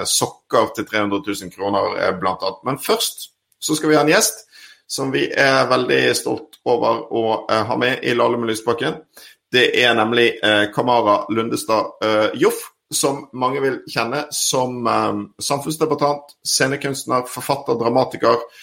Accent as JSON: {"language": "Norwegian", "town": "Bodø", "region": "Nordland", "country": "Norway", "tie": "born there", "said": "Jeg er født i Bodø."}